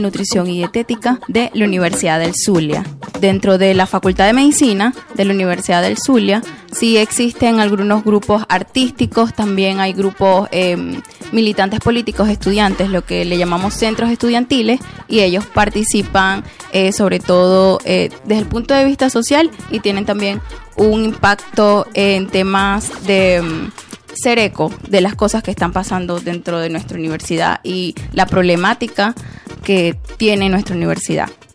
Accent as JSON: {"language": "Spanish", "region": "Buenos Aires", "country": "Argentina", "said": "soy de Buenos Aires"}